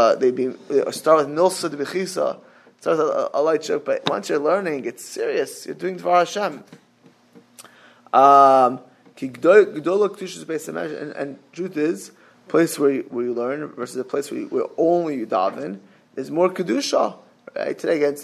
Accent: Miami, Florida, United States; I grew up in Miami

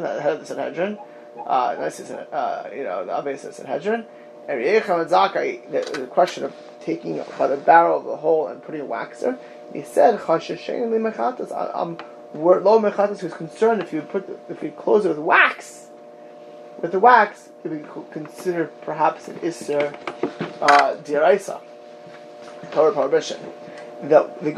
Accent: Miami Beach, Florida, United States; I grew up in Miami Beach, Florida

